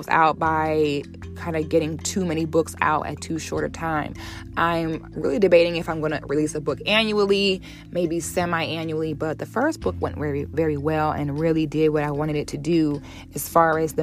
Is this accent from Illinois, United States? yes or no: no; Ocala National Forest, Florida, United States; I grew up barefoot in the Ocala National Forest on the St. John's River in Florida.